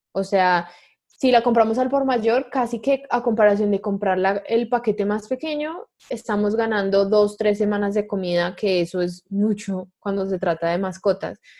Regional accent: Colombia; moved away; una nómada digital colombiana

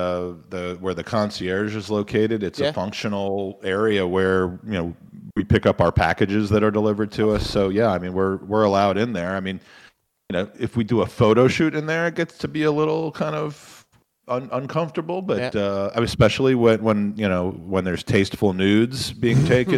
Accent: England, United Kingdom; Proper English people like me, I mean, you can tell, you know, I was born in England. I've never left England, clearly with my accent.

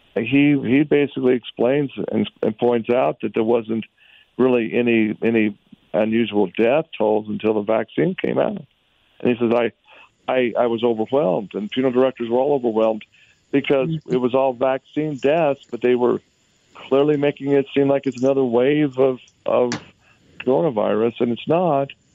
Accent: Utah, United States; Utah, my home state

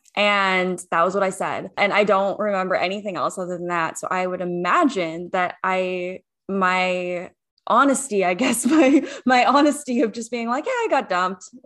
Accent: Washington, United States; I grew up in Washington State

